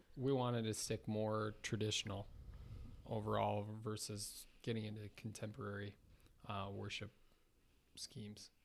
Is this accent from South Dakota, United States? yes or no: yes; Sioux Falls, South Dakota, United States; also born or lived in Fargo, North Dakota / Minneapolis; I grew up in Sioux Falls, um, went away for a while, went to N D S U for college